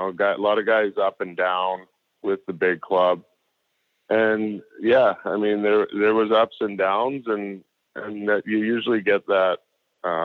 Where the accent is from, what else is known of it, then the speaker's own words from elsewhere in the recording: North Vancouver, British Columbia, Canada; I got traded to my hometown. Because at that time, my family was living in North Vancouver